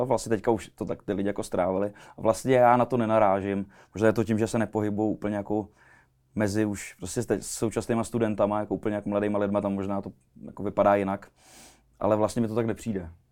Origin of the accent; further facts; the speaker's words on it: Czechia; u nás v Čechách